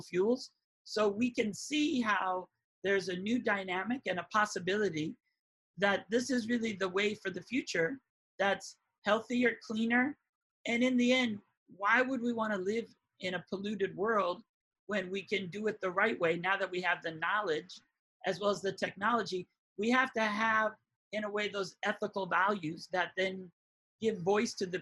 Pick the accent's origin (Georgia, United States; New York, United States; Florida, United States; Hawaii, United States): Hawaii, United States; Growing up in Hawaii